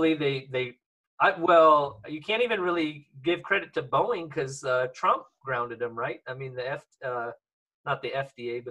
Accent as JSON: {"language": "English", "region": "Eastern Washington", "country": "United States", "said": "I'm from Eastern Washington."}